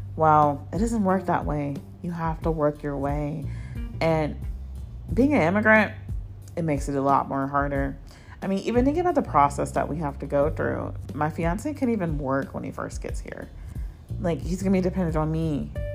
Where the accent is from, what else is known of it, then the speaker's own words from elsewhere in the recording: New York City, New York, United States; I was born in Queens, New York. So I am American